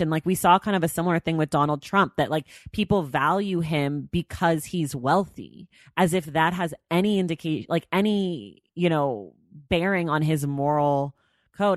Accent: California, United States; I'm from California

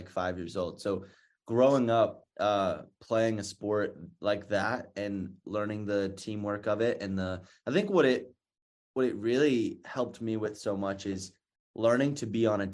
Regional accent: North Carolina, United States; I'm from North Carolina, so I'm a big Duke fan.

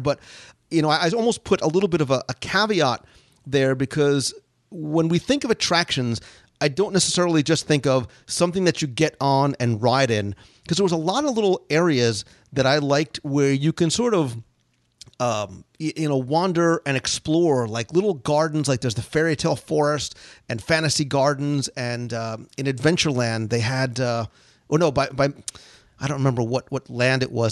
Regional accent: Florida, United States; I come from Florida

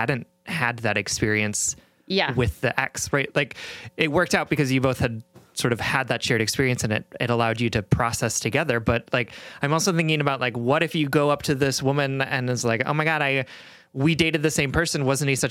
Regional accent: Midwest, United States; I'm a Midwesterner.

